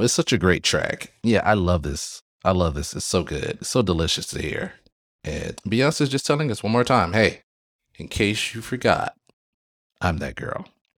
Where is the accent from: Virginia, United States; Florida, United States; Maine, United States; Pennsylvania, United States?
Florida, United States; I grew up in South Florida. So I grew up with, especially in high school, I grew up with … and … and so forth.